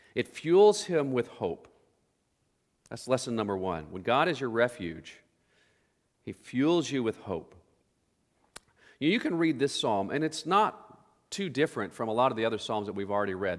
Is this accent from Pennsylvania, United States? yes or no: no; Oklahoma, United States; growing up in Oklahoma, we grew up in Tornado Alley